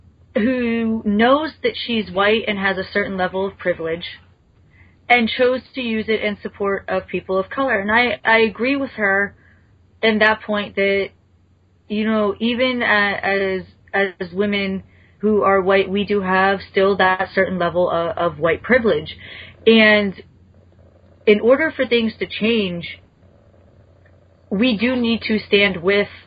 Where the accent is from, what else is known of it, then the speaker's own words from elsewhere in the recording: United States; as an American